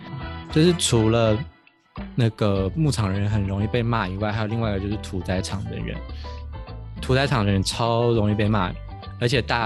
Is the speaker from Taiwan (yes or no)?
yes; Taiwan; 哦，我们台湾人都去什么国外国家当台劳之类的